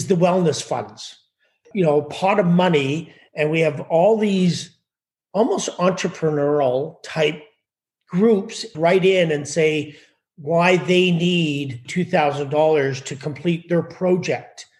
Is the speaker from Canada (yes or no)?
yes; Ottawa, Ontario, Canada; moved away as an adult; also born or lived in Oakville, Ontario; now in Beach Meadows, Canada; So I'm from Ottawa. Pretty much grew up in Ottawa, in Oakville, Ontario, and back to Ottawa, split my life in between the two and worked